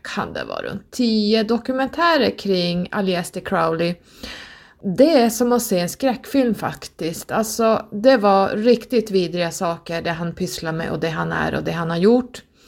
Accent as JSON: {"language": "Swedish", "region": "Norrland", "country": "Sweden", "accent": "northern dialect", "said": "min dialekt så jag säger tarot som vi säger här uppe i norr"}